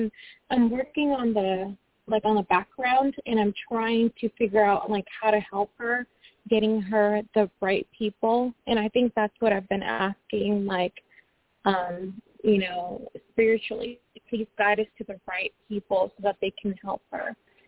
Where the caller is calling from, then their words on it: Washington, United States; Hi, good evening. … I'm calling from Washington State.